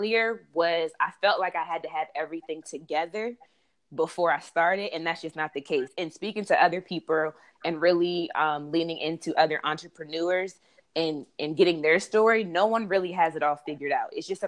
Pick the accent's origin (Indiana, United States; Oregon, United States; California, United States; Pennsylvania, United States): Pennsylvania, United States; Harrisburg; now in Washington, D.C., United States; I'm from Harrisburg, Pennsylvania. So a lot of my friends that I grew up with went to Temple.